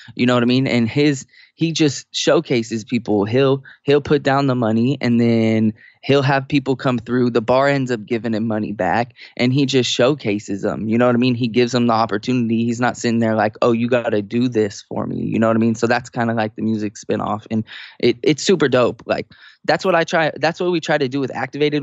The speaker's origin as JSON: {"language": "English", "town": "Sacramento", "region": "California", "country": "United States", "tie": "born or raised there", "moved": "as an adult", "lives_now": "San Diego, United States", "said": "I was born and raised in Sacramento"}